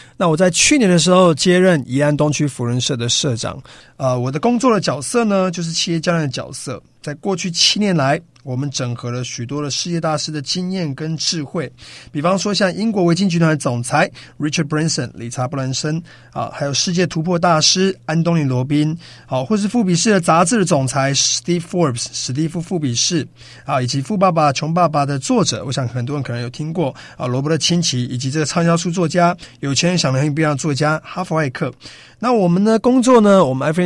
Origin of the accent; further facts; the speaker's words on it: Yilan, Yilan County, Taiwan; also born or lived in Australia; 我是土生土长的宜兰人